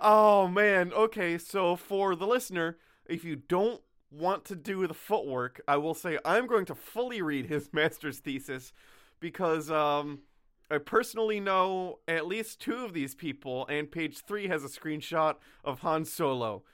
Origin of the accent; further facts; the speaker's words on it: New York, United States; we're up by the Schwangunks